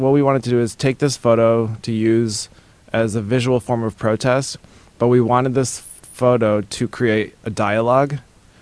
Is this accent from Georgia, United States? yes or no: no; New Hampshire, United States; moved away as an adult; now in Los Angeles, United States; I grew up in New Hampshire in a small town